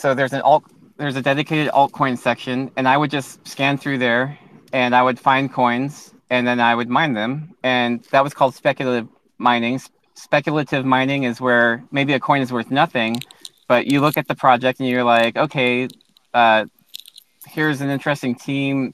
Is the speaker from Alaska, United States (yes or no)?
yes; Alaska, United States; also born or lived in Hilo, Hawaii / Louisiana; moved to Alaska, and that's where I grew up since uh, since I was about six years old